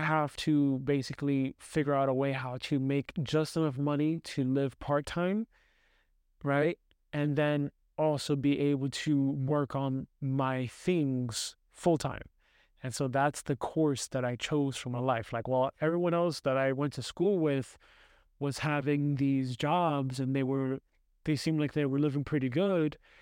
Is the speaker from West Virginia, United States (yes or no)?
no; New York City, New York, United States; I grew up in New York City